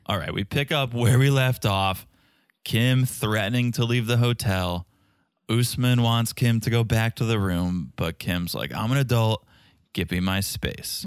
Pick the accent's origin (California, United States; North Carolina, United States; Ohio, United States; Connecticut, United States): Connecticut, United States; I grew up in Connecticut